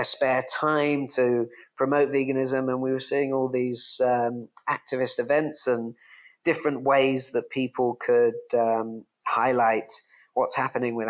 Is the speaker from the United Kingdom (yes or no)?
yes; England, United Kingdom; now in Bali, Indonesia; I'm English